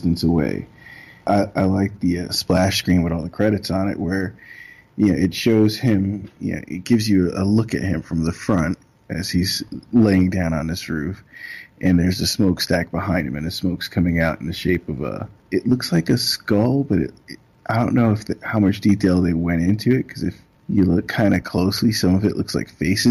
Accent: New York City, New York, United States; I'm from Brooklyn

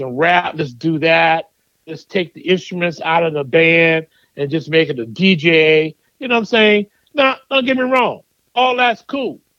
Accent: United States; as an American myself

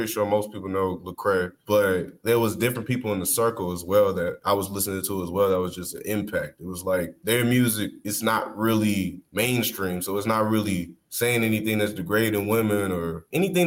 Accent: Fort Worth, Texas, United States; Fort Worth, I mean, I grew up in the suburbs

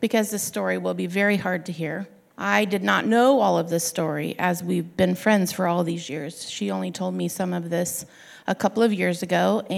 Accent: Sandy, Oregon, United States; I'm from Sandy, Oregon

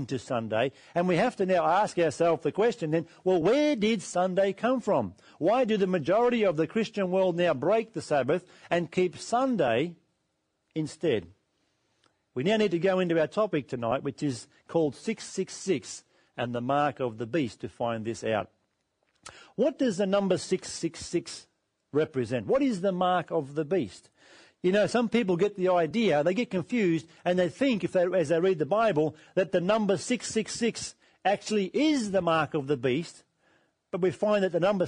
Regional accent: Australia; We live in Australia

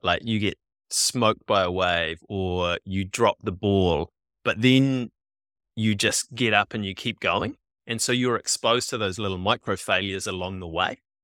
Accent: New Zealand; we're kids who grew up in the, in the eighties and nineties here in New Zealand

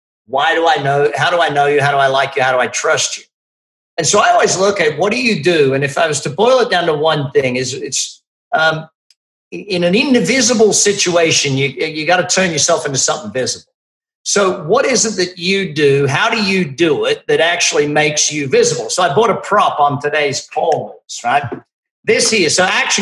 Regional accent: Australia; I'm Australian.

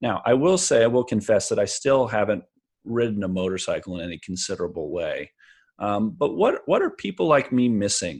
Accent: Bakersfield, California, United States; I grew up in Bakersfield

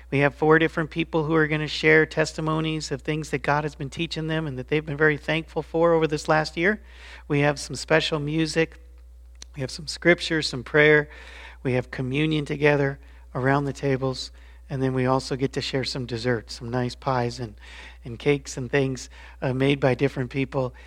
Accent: Colorado Springs, Colorado, United States; also born or lived in Chicago; When I was only five years old, my dad's work moved us to Colorado Springs, to fifty-one forty-five Escopardo Way. And that was the address of where I grew up.

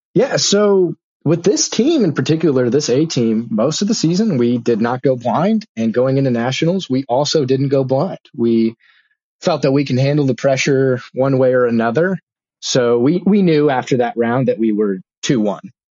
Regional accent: Bakersfield, California, United States; I'm from Bakersfield, Kern County

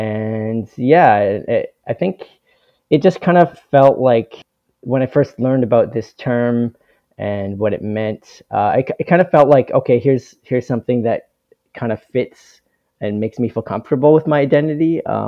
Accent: Southern Ontario, Canada; born or raised there

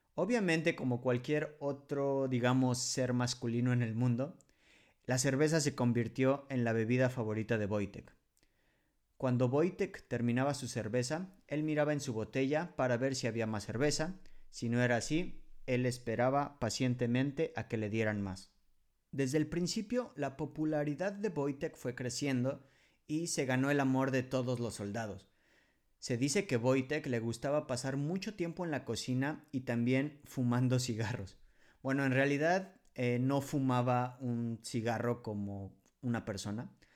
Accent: Mexico; moved away as an adult; now in Poland

